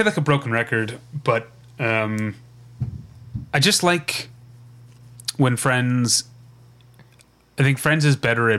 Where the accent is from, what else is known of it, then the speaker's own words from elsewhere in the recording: Philippines; I'm from the Philippines, and we have access to these chocolates like Toblerone in our grocery stores